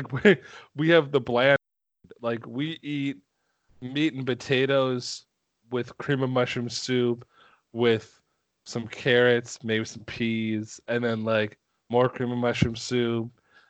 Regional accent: Minnesota, United States

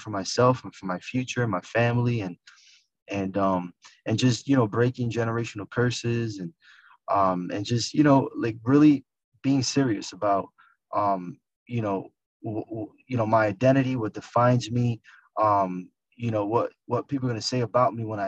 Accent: New York City, New York, United States; moved away as an adult; also born or lived in Poconos, Pennsylvania / Miami; now in New Jersey, United States; I was in the Bronx. I'm from the Bronx.

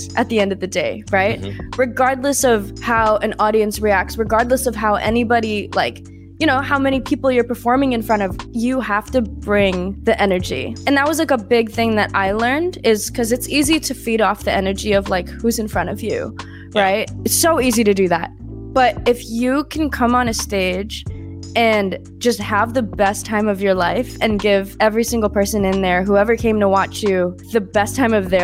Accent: Bay Area, California, United States; now in Los Angeles, United States; both of us being Asian American and being from the Bay Area

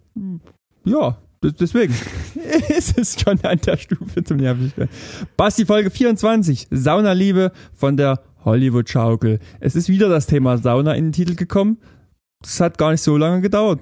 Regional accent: near Riesa, Saxony, Germany; born or raised there; moved away

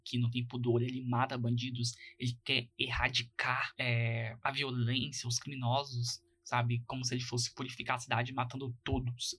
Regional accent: Goiás, Brazil; eu que sou goiano

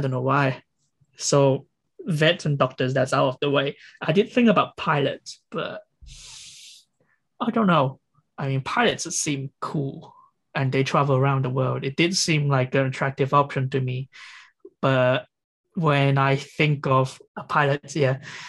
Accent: England, United Kingdom; So that's where I'll be like, I'm a Brit. I'm English.

